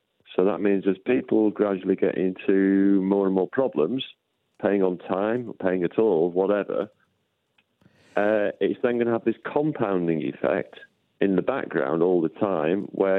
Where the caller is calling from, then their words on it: Sheffield, Yorkshire and the Humber, United Kingdom; Sheffield, I'm in the same boat as everybody else.